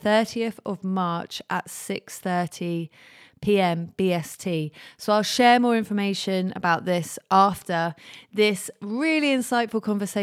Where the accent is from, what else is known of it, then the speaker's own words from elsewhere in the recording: Jersey; moved away as an adult; also born or lived in London; I've just moved from London to Jersey. So I've lived in London for the last about 14 years and I grew up in Jersey